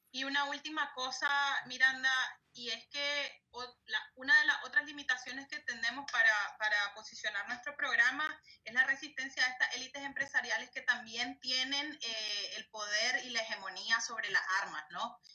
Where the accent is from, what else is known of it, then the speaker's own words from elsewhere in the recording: Nicaragua; como nicaragüenses